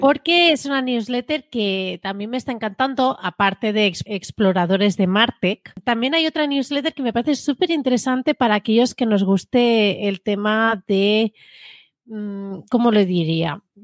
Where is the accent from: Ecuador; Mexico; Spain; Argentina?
Spain; Domingo y yo somos de España